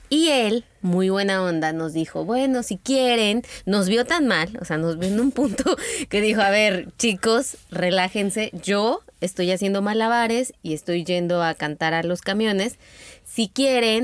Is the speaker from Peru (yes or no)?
no; Mexico; entre mexicanos